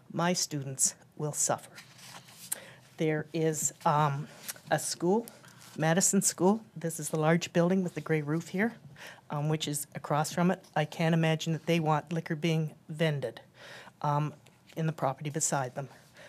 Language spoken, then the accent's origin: English; United Kingdom; moved away as an adult; now in Hampton, United States; I'm new to Hampton, to Tidewater, as you can hear. We moved here from Britain about 2.5 years ago.